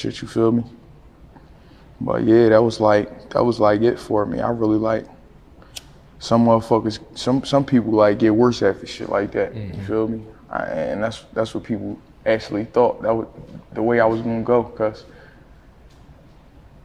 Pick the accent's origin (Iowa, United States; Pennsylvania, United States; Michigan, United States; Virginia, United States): Pennsylvania, United States; Philadelphia; I'm from West Philly, down the bottom, closer to the zoo, closer to the Philadelphia Zoo